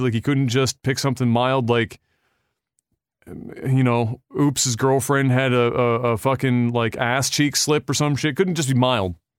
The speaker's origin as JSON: {"language": "English", "country": "Canada", "said": "as a Canadian"}